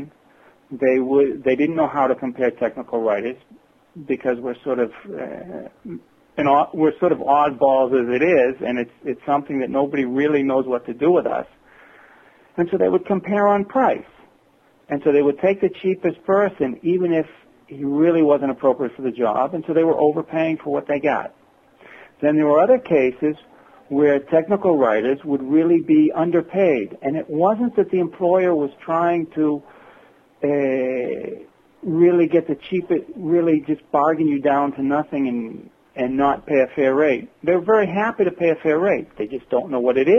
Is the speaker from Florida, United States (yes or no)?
no; Worcester, Massachusetts, United States; now in northern Israel; I was born and raised in Worcester, Massachusetts.